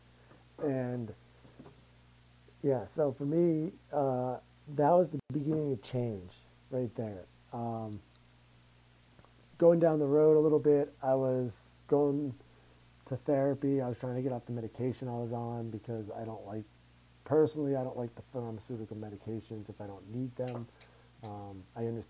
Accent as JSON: {"language": "English", "region": "Massachusetts", "country": "United States", "moved": "yes", "lives_now": "Denver, United States", "said": "we're from Massachusetts"}